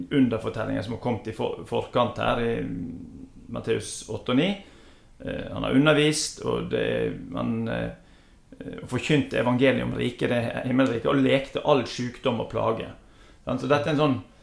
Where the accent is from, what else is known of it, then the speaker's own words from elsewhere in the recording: Os, Vestland, Norway; Jeg vokste opp på Os